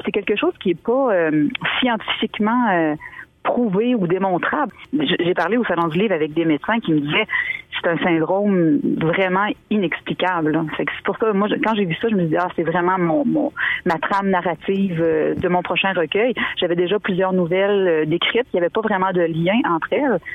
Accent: Île aux Grues, Quebec, Canada; also born or lived in Montmagny, Quebec; je suis née à l'île aux Grues. J'ai grandi quelques années. Ensuite, on a déménagé à Montmagny

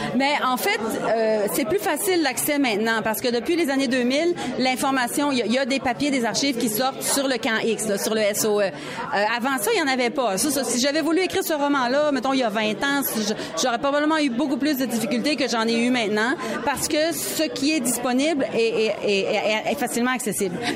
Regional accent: Quebec, Canada; accent: Québécois; notre accent québécois

